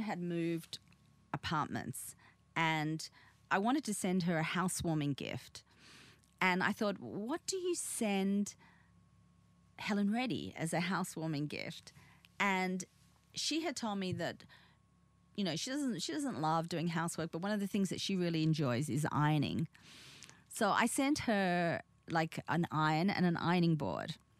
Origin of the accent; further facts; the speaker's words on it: Sydney, New South Wales, Australia; English is a second language; also born or lived in Korea / Busan / Victoria; as a little girl growing up on the North Shore of Australia, you know, in Sydney, in Australia